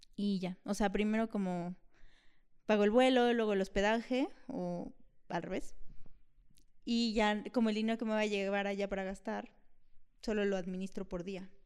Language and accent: Spanish; Mexico; Soy mexicana